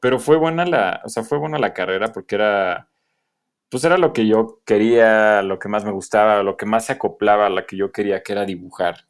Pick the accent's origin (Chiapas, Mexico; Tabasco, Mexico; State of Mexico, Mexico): State of Mexico, Mexico; Atizapán de Zaragoza; soy de allá del, norte de la ciudad, del estado más bien